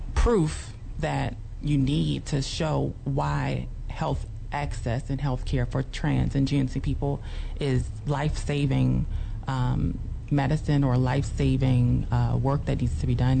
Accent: New Orleans, Louisiana, United States; I grew up in New Orleans

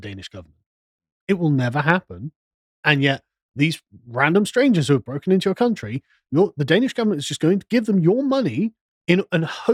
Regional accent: England, United Kingdom; we're English

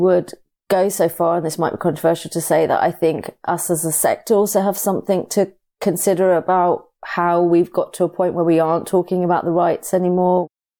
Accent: United Kingdom; born there; I'm born British, but I have Pakistani heritage through my parents.

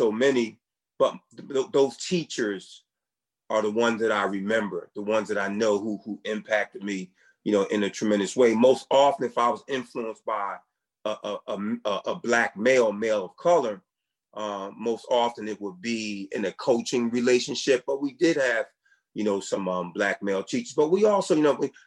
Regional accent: Philadelphia, Pennsylvania, United States; I grew up in Philly, in the Philly housing projects in North Philly

